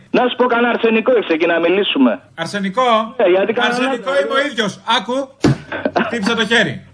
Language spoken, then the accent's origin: Greek; Greece; Έλληνα είμαι, τι διαβατήριο να έχω.